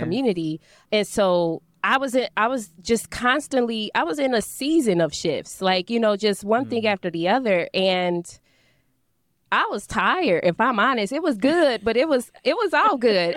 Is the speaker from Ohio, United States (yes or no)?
yes; Dayton, Ohio, United States; moved away as an adult; now in St. Louis, United States; I wasn't planning to come back to Dayton